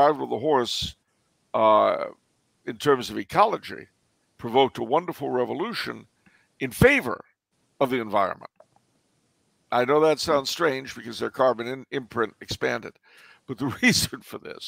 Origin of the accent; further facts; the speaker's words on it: California, United States; I'm from California